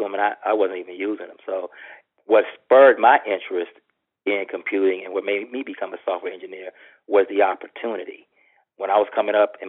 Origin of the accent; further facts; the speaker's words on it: Texas, United States; I'm from Texas, so I spent my first semester here at Texas A&M